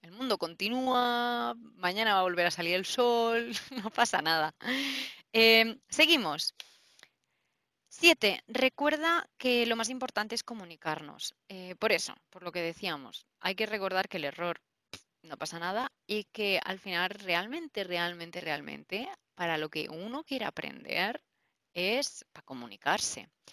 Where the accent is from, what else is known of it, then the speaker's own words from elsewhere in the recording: Murcia, Region of Murcia, Spain; yo soy de Murcia